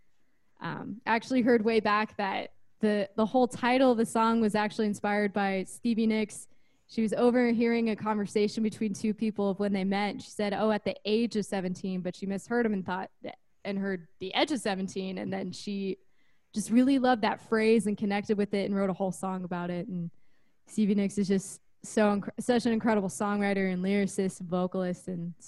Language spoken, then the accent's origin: English; Midwest City, Oklahoma, United States; born there; now in Boise, United States; So I was originally born in Oklahoma, of all places. So Midwest City, which is right outside Oklahoma City area.